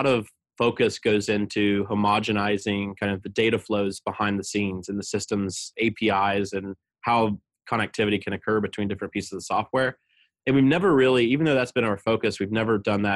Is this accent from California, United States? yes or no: no; southeastern Ohio, United States; moved away as an adult; also born or lived in Baltimore, Maryland; my hometown, which is, again, a small rural town in southeastern Ohio